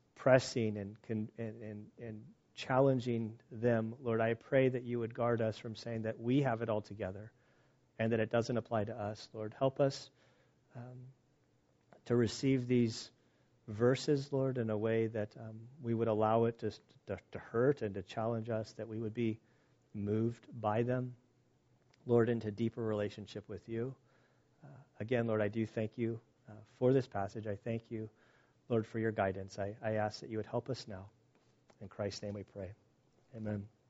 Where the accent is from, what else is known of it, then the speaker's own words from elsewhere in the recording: United States; as an American